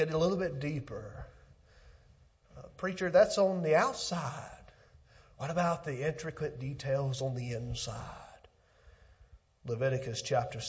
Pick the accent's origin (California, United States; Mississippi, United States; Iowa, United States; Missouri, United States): Mississippi, United States; Pontotoc; back in my hometown, South Pontotoc School